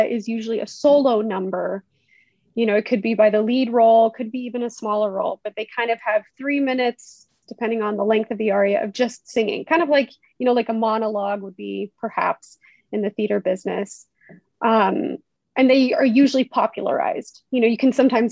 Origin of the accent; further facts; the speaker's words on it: Conway, Arkansas, United States; moved away as an adult; now in Germany; So I did most of my growing up in Conway, you know, middle school, junior high school, and then of course, college at UCA.